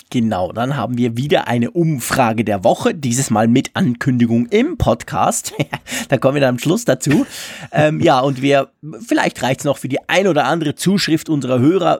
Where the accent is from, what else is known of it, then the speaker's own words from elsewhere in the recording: Switzerland; als Schweizer